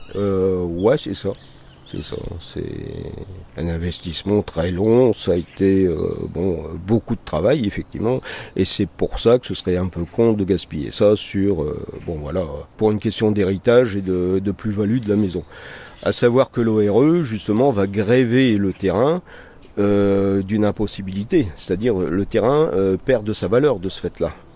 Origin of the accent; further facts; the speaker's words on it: Vieux-Condé, Hauts-de-France, France; je suis originaire ici de Vieux-Condé. Hein. Mes grands-parents habitaient la maison dans laquelle je réside